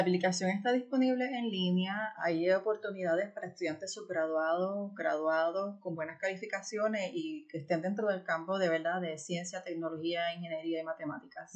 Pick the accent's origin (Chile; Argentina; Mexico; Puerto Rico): Puerto Rico; moved away as an adult; now in United States; yo crecí en Puerto Rico